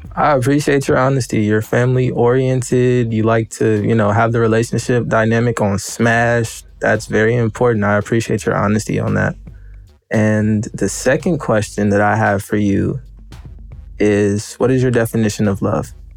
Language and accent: English; Memphis, Tennessee, United States; moved away; I'm originally from Memphis, Tennessee